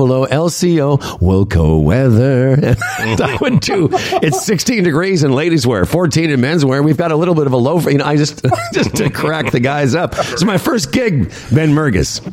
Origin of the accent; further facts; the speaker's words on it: Saskatchewan, Canada; moved away; I come from Saskatchewan